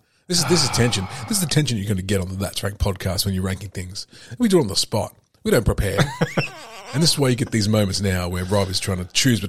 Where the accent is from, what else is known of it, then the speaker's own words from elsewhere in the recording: Bicton, Western Australia, Australia; Like where I lived, I grew up in Bicton